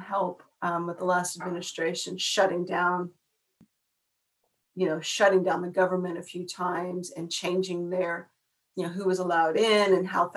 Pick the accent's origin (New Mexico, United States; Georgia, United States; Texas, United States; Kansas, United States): New Mexico, United States; moved away as an adult; also born or lived in Western Australia; now in Australia; I was born and raised in New Mexico